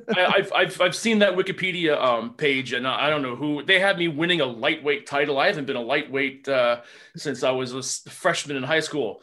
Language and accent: English; New Jersey, United States; I'm from Jersey